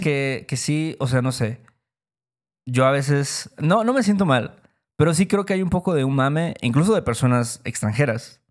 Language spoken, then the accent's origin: Spanish; Mexico